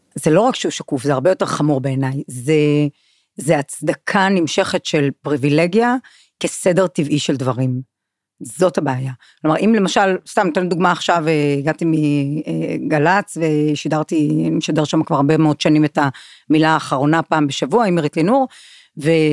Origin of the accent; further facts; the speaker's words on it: Kiryat Malakhi, Southern District, Israel; משום שגדלתי בקריית מלאכי